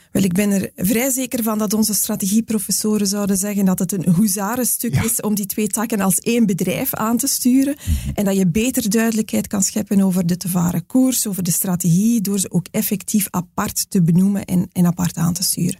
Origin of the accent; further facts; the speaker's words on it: Belgium; wij als Belgen